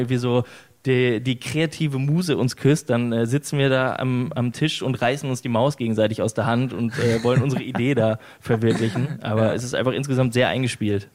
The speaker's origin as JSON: {"language": "German", "region": "West Germany", "country": "Germany", "said": "Ich komme aus, aus Westdeutschland"}